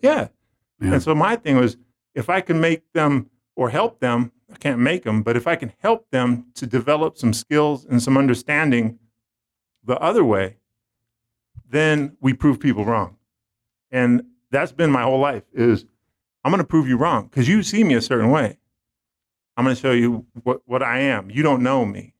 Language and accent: English; San Francisco, California, United States; growing up, I grew up in San Francisco.